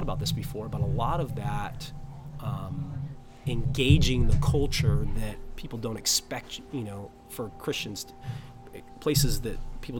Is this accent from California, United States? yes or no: yes; San Diego, California, United States; I'm from San Diego. This is my home. I know the culture. I'm indigenous